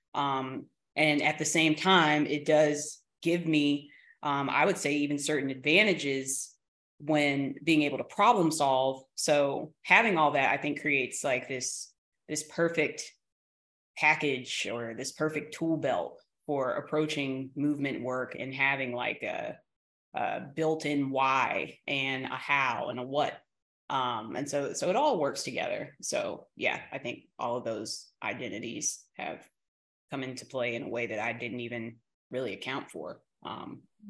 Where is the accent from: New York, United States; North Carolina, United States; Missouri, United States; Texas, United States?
North Carolina, United States; Durham; also born or lived in Oxford, North Carolina; I am from Durham, North Carolina, but I went to high school in Oxford, North Carolina. And then I came back and went to school again in Durham, North Carolina at Central.